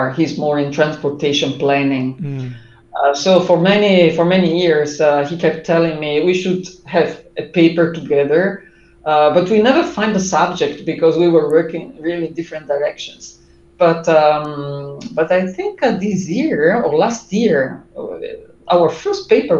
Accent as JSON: {"language": "English", "country": "Italy", "also_born_or_lived": "Durham", "second_language": "English", "said": "when I came back to Italy from Durham"}